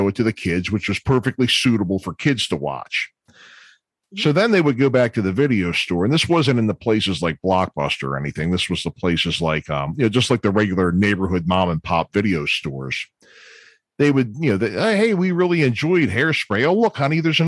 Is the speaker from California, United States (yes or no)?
no; Baltimore, Maryland, United States; I'm from Baltimore